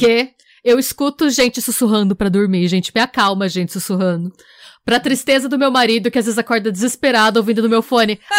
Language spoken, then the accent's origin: Portuguese; Brazil; nós somos brasileiras